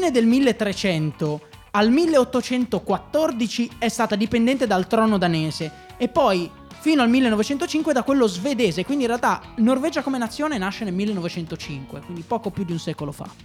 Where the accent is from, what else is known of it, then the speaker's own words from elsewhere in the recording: Liguria, Italy; io non sono anche ligure